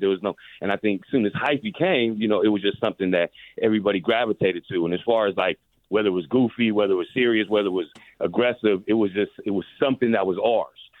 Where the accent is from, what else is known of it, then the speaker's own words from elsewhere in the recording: San Francisco, California, United States; I'm from San Francisco, but uh, I'm from the Bay Area